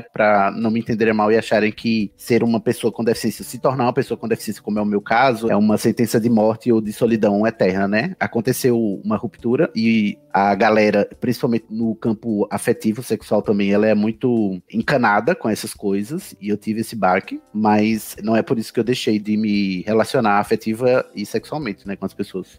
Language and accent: Portuguese; Campina Grande, Paraíba, Brazil; moro na Paraíba, né? Sou de Campina Grande, paraibano.